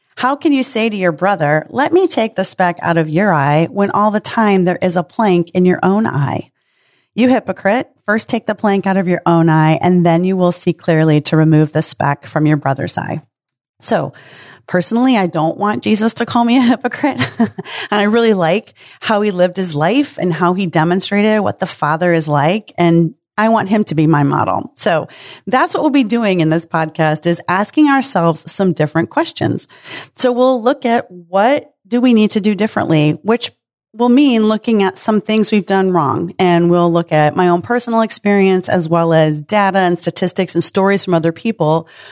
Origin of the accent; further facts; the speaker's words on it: Midwest, United States; I was raised in the Midwest